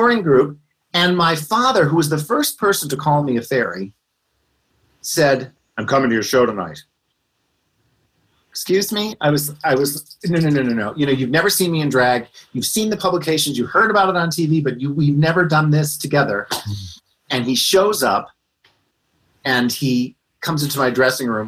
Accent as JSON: {"language": "English", "town": "Scranton", "region": "Pennsylvania", "country": "United States", "tie": "born or raised there", "said": "I grew up in Scranton, Pennsylvania"}